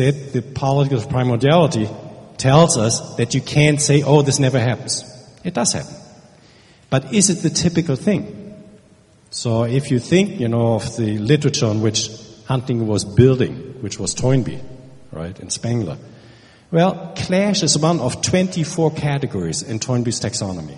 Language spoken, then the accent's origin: English; Germany; now in United States; I'm from Germany